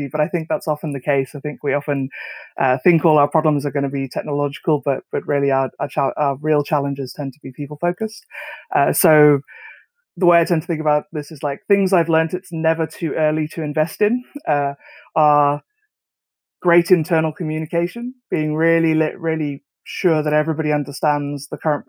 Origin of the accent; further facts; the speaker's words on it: South Africa; moved away as an adult; now in United Kingdom; I'm South African originally. I'd born there, grew up there, and was a hardware hacker as a kid